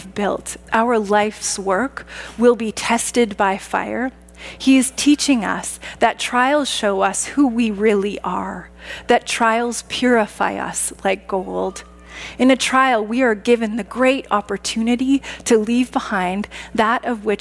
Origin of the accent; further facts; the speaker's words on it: Saskatchewan, Canada; Growing up in Saskatchewan